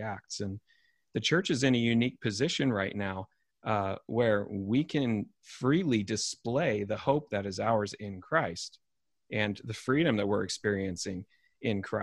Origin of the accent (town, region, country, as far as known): United States